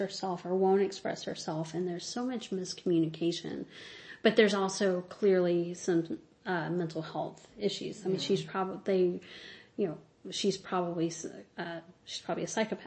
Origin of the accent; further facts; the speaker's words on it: Mississippi, United States; I'm from Mississippi